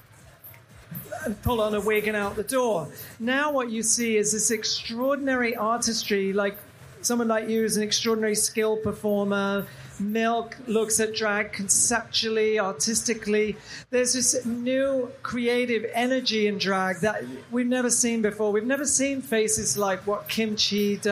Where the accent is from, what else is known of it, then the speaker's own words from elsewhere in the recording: England, United Kingdom; moved away; Because I'm from England, you know, I grew up in England.